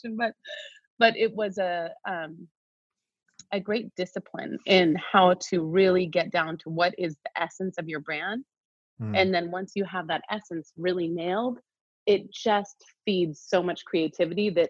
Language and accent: English; Northern California, United States; I grew up in Northern California, where the wine industry is just a huge part of the overall culture